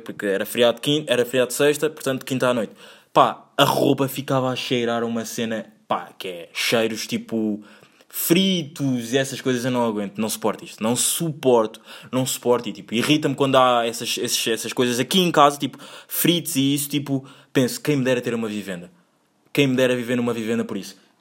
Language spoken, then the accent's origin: Portuguese; Angola; now in Portugal; sendo eu angolano, featuring português, mas querendo ser mais angolano. Não, não querendo, porque já yeah, amo o meu país uh, Angola, mas amo mais Portugal